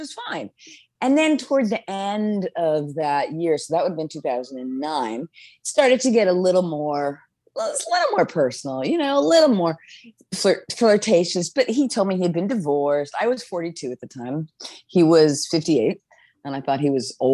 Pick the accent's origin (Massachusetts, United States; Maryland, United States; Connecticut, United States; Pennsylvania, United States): Massachusetts, United States; Boston; now in New York City, United States; I grew up in Boston. I live in New York City